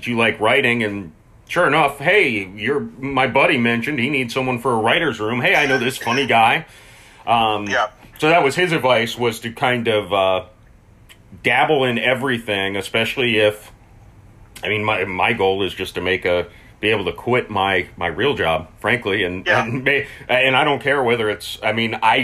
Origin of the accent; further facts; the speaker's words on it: Tampa, Florida, United States; even though I'm from Florida, I'm not really a southerner. Tampa Bay is its own little pocket